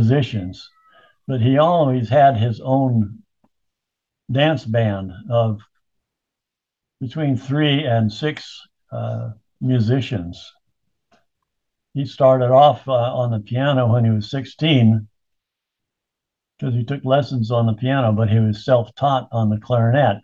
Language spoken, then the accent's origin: English; California, United States; moved away as an adult; now in Utah, United States; I was born and bred in California and lived there for most of my life until we retired. And then we came to Utah after